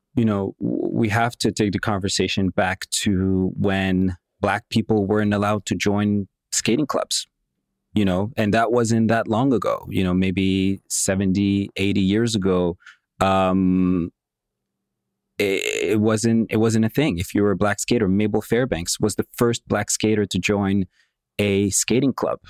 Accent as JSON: {"language": "English", "town": "Montreal", "region": "Quebec", "country": "Canada", "tie": "born or raised there", "also_born_or_lived": "Moscow, Russia"}